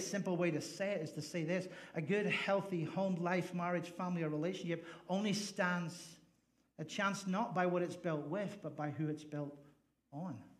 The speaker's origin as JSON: {"language": "English", "region": "Northern Ireland", "country": "United Kingdom", "also_born_or_lived": "Nevada / Fresno, California", "moved": "yes", "lives_now": "United States", "said": "I just happen to be from the north. So I'm from the north of Ireland."}